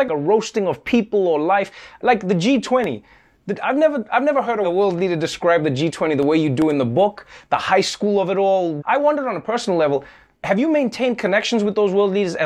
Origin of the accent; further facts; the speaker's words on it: South Africa; Growing up in South Africa